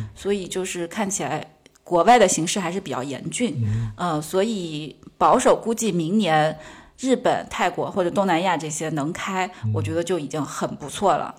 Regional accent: Sichuan, China; moved away; 因为我自认为我四川人

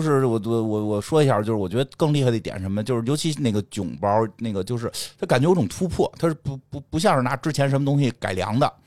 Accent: China; 我们中国人就是要喝热水

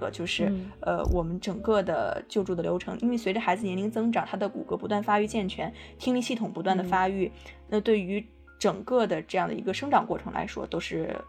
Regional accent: Hebei, China; moved away as an adult; also born or lived in Jiangsu; 我家是河北的，上学在江苏

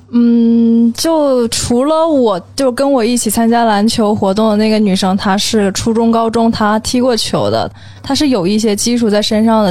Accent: Lushan, Jiangxi, China; moved away as an adult; also born or lived in Nanjing; now in Beijing, China; 我来自江西庐山

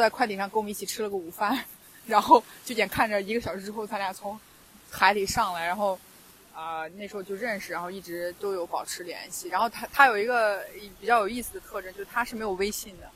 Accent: Xinjiang, China; 一个新疆人

